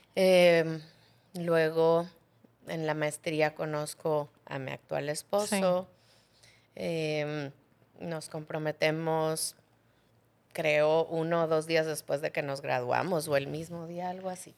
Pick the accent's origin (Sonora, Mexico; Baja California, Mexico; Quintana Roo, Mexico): Quintana Roo, Mexico; Cozumel; yo nací en Cozumel